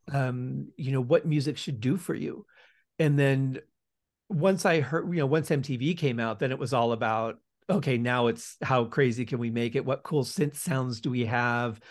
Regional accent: outside of Detroit, Michigan, United States; now in Las Vegas, United States; I was born just outside of Detroit

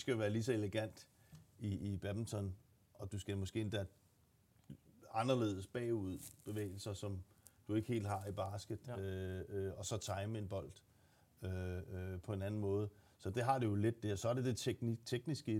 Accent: Gladsaxe, Capital Region of Denmark, Denmark; Jeg er fra Gladsaxe

